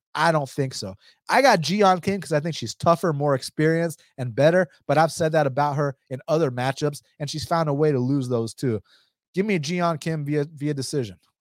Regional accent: United States; English is a second language; I'm first generation American, my first language wasn't even English. My mom's Mexican, my dad's Romanian

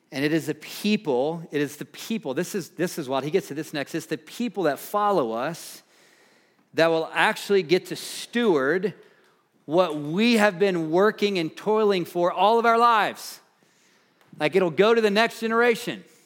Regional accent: Nashville, Tennessee, United States; moved away; I grew up in the Nashville, Tennessee area

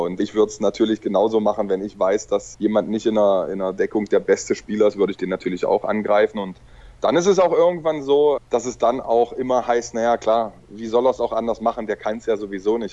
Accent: Magdeburg, Saxony-Anhalt, Germany; moved away; also born or lived in Balingen / Hannover; Magdeburg ist meine Geburtsstadt, meine Heimatstadt

